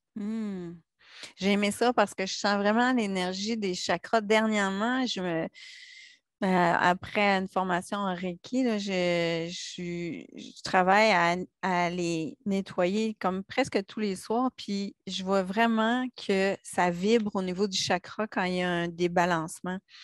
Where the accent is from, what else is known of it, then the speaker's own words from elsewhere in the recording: Quebec, Canada; en tant que petite Québécoise